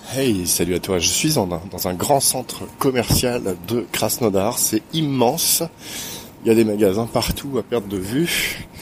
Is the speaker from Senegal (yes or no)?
no; Quimper, Brittany, France; Quimper, une petite ville, euh, complètement à l'ouest de France, dans une région qui s'appelle la Bretagne.